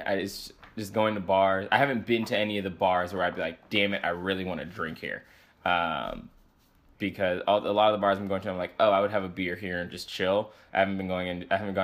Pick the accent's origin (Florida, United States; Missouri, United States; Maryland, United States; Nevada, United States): Maryland, United States; Baltimore; moved away as an adult; also born or lived in Boston; now in New York, United States; I grew up in a city. I'm from Baltimore, Maryland.